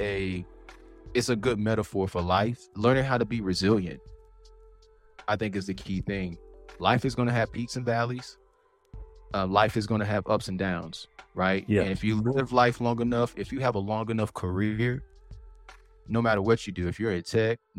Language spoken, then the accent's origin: English; Fuquay-Varina, North Carolina, United States; I'm from Fuquay-Varina, which is just south of Raleigh